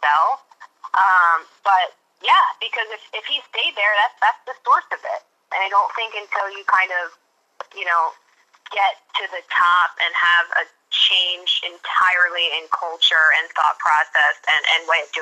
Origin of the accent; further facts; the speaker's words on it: Philadelphia, Pennsylvania, United States; I'm from Philadelphia